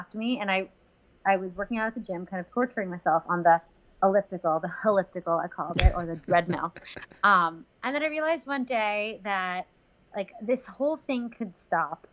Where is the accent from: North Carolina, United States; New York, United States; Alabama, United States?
New York, United States; Westchester; also born or lived in Queens, New York City; I'm from Westchester, from, you know, New York, born and bred.